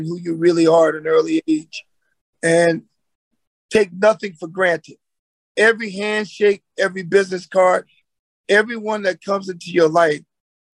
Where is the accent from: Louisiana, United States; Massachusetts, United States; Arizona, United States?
Louisiana, United States; get a great job in my home state and that the people will take care of me where I came from